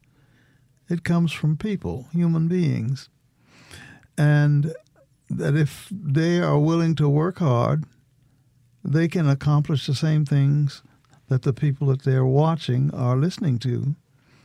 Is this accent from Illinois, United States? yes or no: yes; Illinois, United States; moved away as an adult; also born or lived in Tennessee; now in Mississippi, United States; I'm originally from Illinois